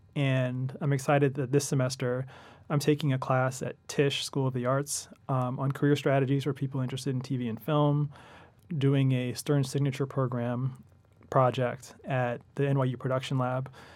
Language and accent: English; Los Angeles, California, United States; moved away as an adult; now in New York, United States; I'm from Los Angeles originally, and, uh, spent the last eight years in New York.